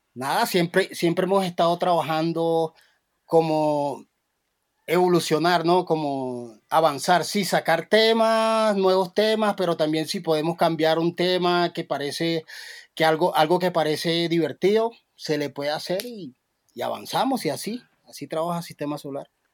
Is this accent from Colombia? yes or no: yes; Cartagena, Bolívar, Colombia; yo en mi tierra, Cartagena